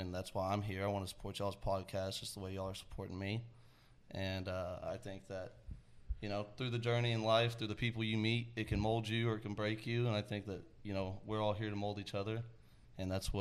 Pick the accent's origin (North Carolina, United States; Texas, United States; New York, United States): Texas, United States; Georgetown; I was raised in Georgetown, Texas